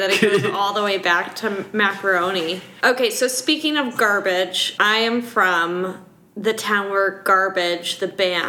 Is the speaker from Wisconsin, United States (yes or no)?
yes; Wisconsin, United States; accent: Wisconsin; If you only heard my Wisconsin accent come out, I would be talking like this, yeah.